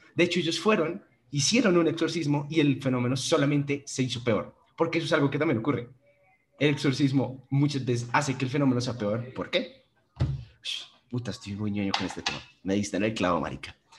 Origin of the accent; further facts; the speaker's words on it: Panama; yo nací en Panamá